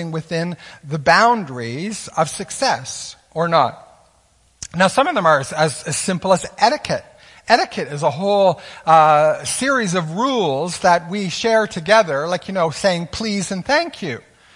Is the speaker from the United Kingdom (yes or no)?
no; Canada; as Canadian citizens